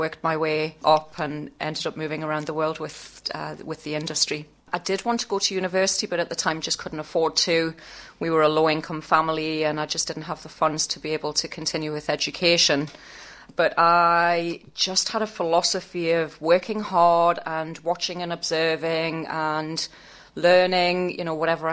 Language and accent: English; Newcastle upon Tyne, North East England, United Kingdom; moved away as an adult; also born or lived in South Africa / Scotland; now in Australia; I lived in Newcastle for all of my childhood